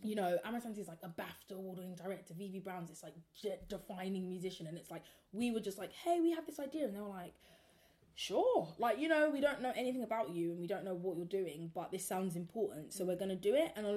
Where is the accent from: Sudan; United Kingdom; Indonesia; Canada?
United Kingdom; South London; two South London girls, like Croydon and Peckham